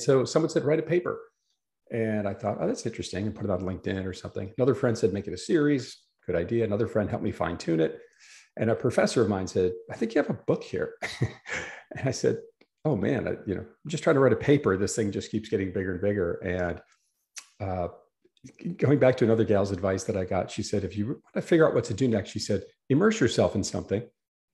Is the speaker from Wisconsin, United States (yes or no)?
yes; Wisconsin, United States; moved away as an adult; also born or lived in New York City; I grew up in Wisconsin